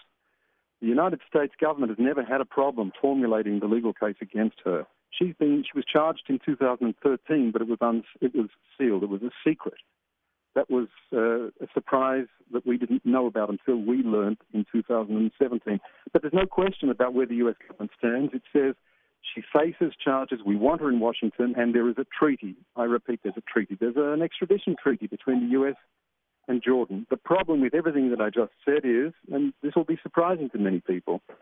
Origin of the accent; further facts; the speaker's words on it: Australia; moved away as an adult; now in Israel; I'm from Australia